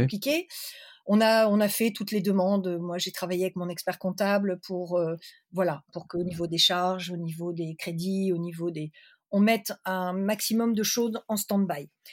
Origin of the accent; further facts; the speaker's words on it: Lille, Hauts-de-France, France; also born or lived in Pévèle; je suis originaire de Lille, de la métropole lilloise, j'habite dans la Pévelle